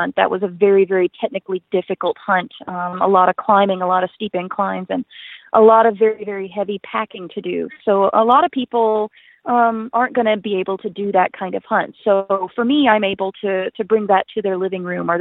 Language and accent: English; Western Tennessee, United States; now in Alberta, Canada; I grew up in Western Tennessee